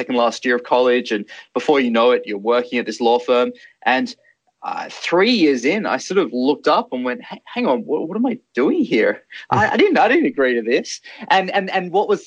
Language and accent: English; Australia; the way I was brought up in Australia